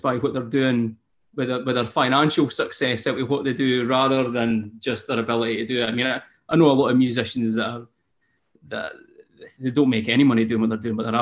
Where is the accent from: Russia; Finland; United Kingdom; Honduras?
United Kingdom; Scotland; accent: Scottish; I'm a Scottish singer-songwriter.